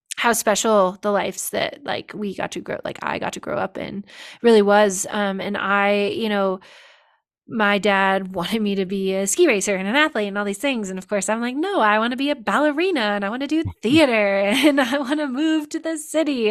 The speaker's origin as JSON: {"language": "English", "town": "Olympic Valley", "region": "California", "country": "United States", "tie": "born or raised there", "also_born_or_lived": "Paris, France", "said": "I grew up here in Tahoe and Olympic Valley"}